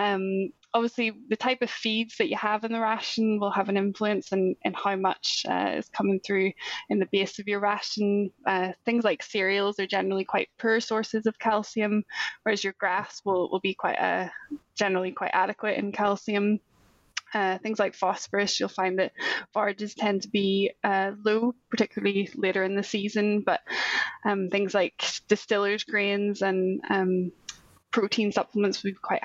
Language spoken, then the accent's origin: English; Northern Ireland, United Kingdom; also born or lived in Scotland; But I'm originally from Northern Ireland. I'm actually back there now working remotely for SAC.